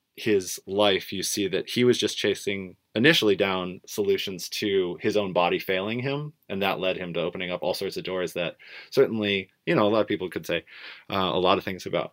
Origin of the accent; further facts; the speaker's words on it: Portland, Oregon, United States; growing up in Portland, Oregon